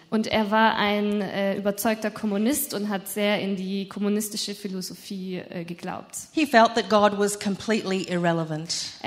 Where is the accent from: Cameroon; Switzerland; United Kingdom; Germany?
United Kingdom; Bristol, South West England; born there; Ich bin in Bristol in England geboren.